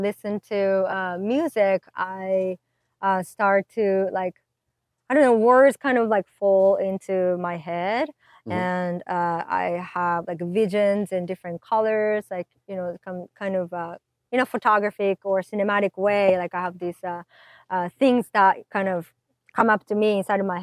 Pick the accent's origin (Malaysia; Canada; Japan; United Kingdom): Japan; now in United States; I'm from Japan.